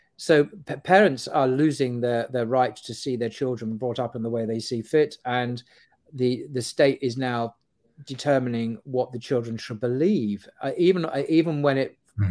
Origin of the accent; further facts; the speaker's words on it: United Kingdom; we, as British Muslims